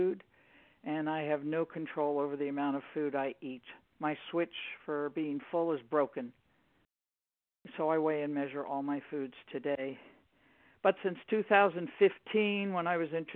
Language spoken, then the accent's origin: English; Maryland, United States; also born or lived in New York; I was born in New York and raised in Maryland